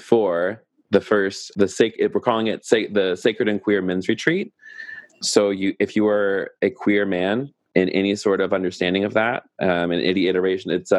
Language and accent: English; the South, United States; accent: Southern; my Southern accent